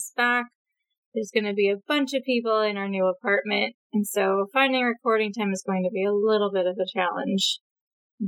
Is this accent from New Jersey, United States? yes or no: no; California, United States; now in Oregon, United States; I am a woman who lives in Oregon now and is from California